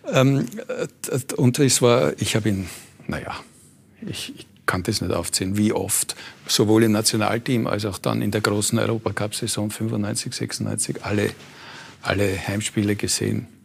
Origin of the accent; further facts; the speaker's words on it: Vienna, Austria; Und ich habe gesagt, nein, das geht nicht, wir sind Wiener.